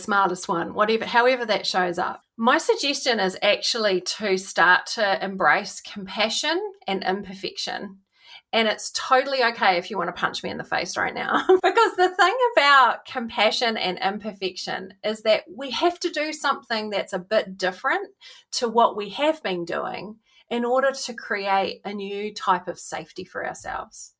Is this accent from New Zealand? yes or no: yes; New Zealand; growing up in New Zealand